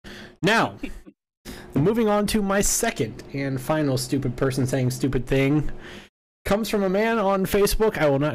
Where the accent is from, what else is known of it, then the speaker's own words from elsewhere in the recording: Bradenton, Florida, United States; my hometown of Bradenton, Florida.